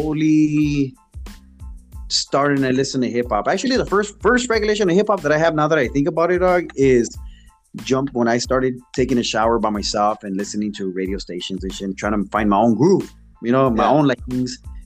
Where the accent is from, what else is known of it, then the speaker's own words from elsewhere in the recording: Maywood, California, United States; also born or lived in Los Angeles / South Central Los Angeles / East LA / Norwalk; I got shipped off to Maywood, California. So Maywood is my stomping grounds